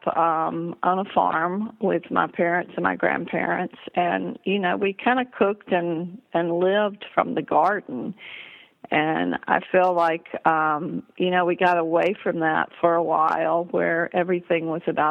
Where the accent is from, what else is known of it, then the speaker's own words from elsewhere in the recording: Tennessee, United States; moved away; also born or lived in Lake Placid, New York / New York City / Connecticut; growing up in Tennessee